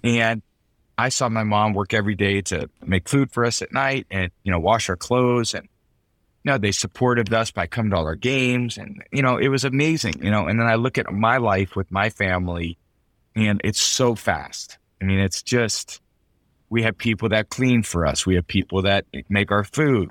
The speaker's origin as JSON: {"language": "English", "town": "San Mateo", "region": "California", "country": "United States", "tie": "born or raised there", "also_born_or_lived": "Michigan / Boston", "moved": "as an adult", "lives_now": "Tampa, United States", "said": "I grew up in San Mateo, I moved to Michigan, you know, I just chose there, I moved to Boston. Now I moved to Tampa"}